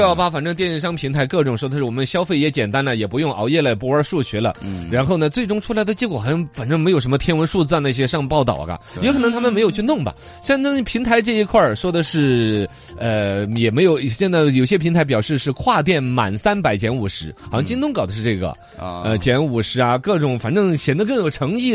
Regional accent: Yibin, Sichuan, China; 我们宜宾这边

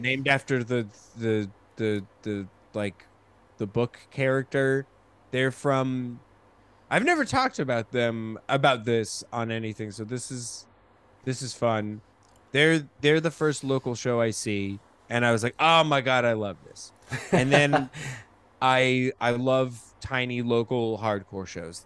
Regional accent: Colorado, United States; moved away as an adult; also born or lived in Rochester, New York / New York; my family when I was four years old, moved to Colorado and I grew up. I then spent four ages four to 18 in Colorado

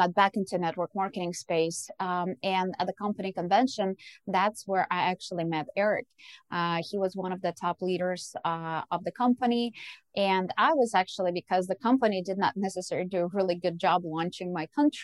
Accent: Ukraine; moved away; I was born and raised in Ukraine

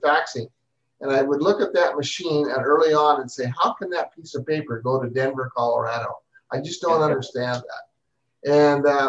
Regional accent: Alberta, Canada; I also grew up in Alberta, Canada

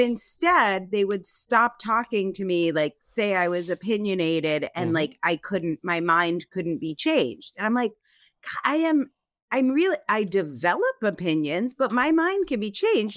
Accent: Connecticut, United States; being Italian American, growing up in Connecticut

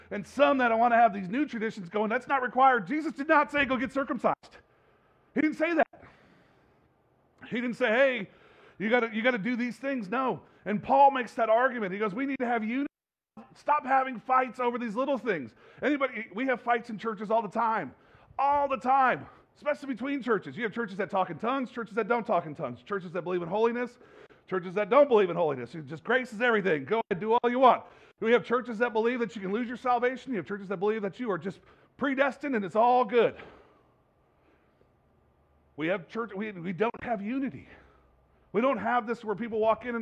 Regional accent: California, United States; moved away; also born or lived in New Jersey; I was born and raised in California and then went to New Jersey for a while

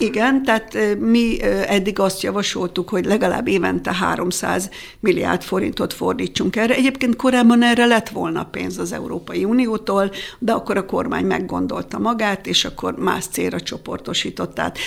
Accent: Nagykáta, Pest, Hungary; én nagykátai születésű vagyok, ott jártam iskolába, rokonaim vannak

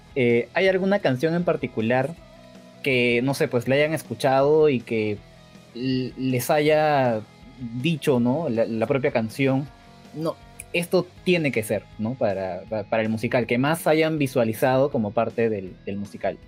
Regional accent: Peru; yo soy de Perú

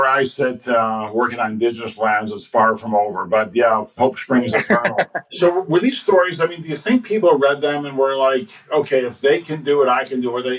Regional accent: Chicago, Illinois, United States; being born and raised in Chicago

